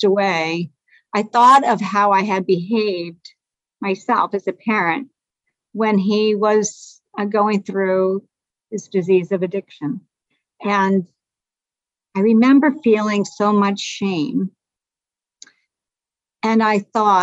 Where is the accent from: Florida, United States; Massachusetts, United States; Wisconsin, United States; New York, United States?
Massachusetts, United States; Lowell; I'm from Lowell, Mass. It's a rugged town, rugged city